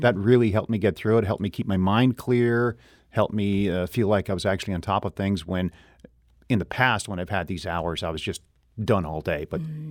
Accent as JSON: {"language": "English", "town": "Renfrew", "region": "Ontario", "country": "Canada", "tie": "born or raised there", "moved": "yes", "lives_now": "St. Louis, United States", "said": "I grew up in a town of about 8,000 people, uh, mm-hmm. uh, Renfrew, Ontario, Canada."}